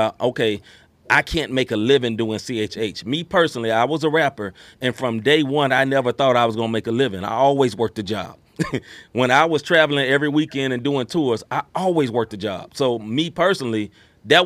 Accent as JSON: {"language": "English", "town": "Memphis", "region": "Tennessee", "country": "United States", "tie": "born or raised there", "said": "I grew up in Memphis, Tennessee"}